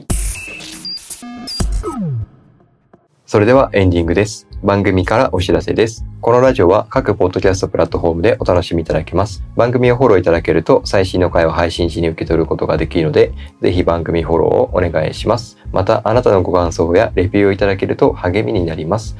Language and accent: Japanese; Kagoshima, Japan; now in Yokohama, Japan; 僕その鹿児島で育ってたから